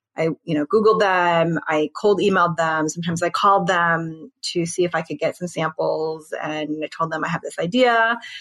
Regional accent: United States; I'm Korean American

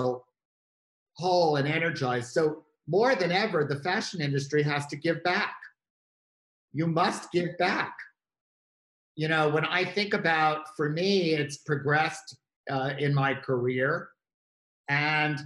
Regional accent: New York, United States; as a New Yorker

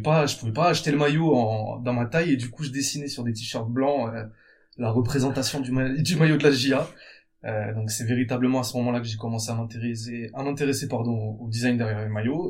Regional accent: Bordeaux, Nouvelle-Aquitaine, France; je suis originaire de Bordeaux

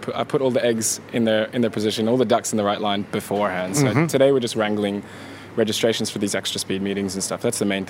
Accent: Serbia; now in Australia; I'm from Serbia.

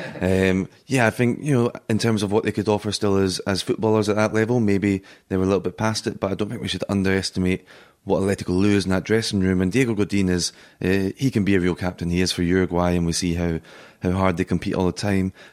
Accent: Scotland, United Kingdom; now in Madrid, Spain; as a Scotsman

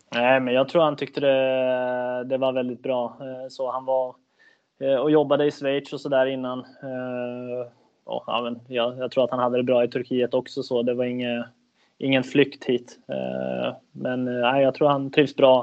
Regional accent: Södertälje, Stockholm County, Sweden; moved away as an adult; now in Kalmar, Sweden; jag född och uppväxt i Södertälje

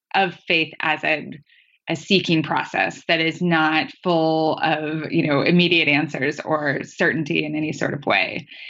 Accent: northern Idaho, United States; my hometown in northern Idaho

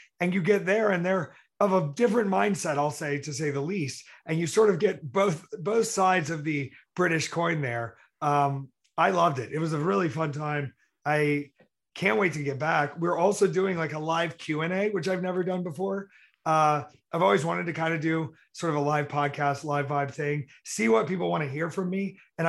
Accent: South Carolina, United States; accent: country; my original accent comes out and I get a little country. And so when I'm around all these people and they talk about fish and biscuits and all that sort of shit, I sort of just go back to South Carolina.

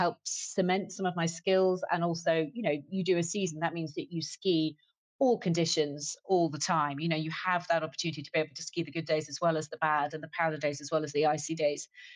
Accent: United Kingdom; also born or lived in Munich, Germany / London / Frankfurt, Germany; as a British person

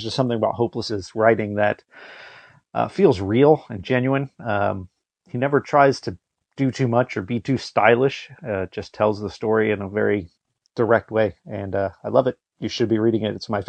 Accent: Florida, United States; I'm from the United States. I'm from Florida, to be specific.

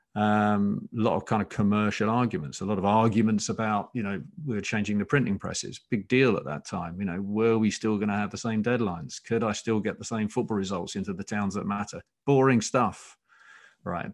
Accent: Essex, East of England, United Kingdom; I grew up in Essex

